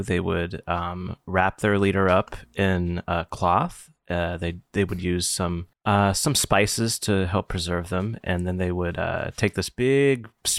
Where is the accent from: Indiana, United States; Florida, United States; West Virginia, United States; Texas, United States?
West Virginia, United States; I am from West Virginia.